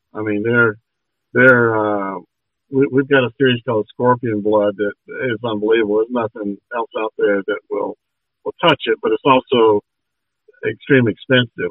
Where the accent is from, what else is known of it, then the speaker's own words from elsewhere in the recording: Georgia, United States; born and raised in Georgia